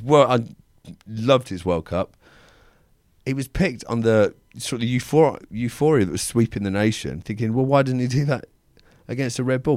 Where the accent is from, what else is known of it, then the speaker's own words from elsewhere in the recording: England, United Kingdom; We're English.